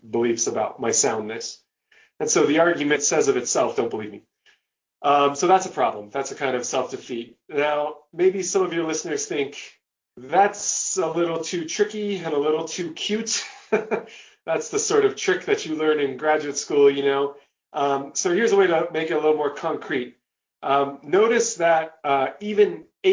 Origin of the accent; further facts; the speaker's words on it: Long Beach, California, United States; I was born in Long Beach, California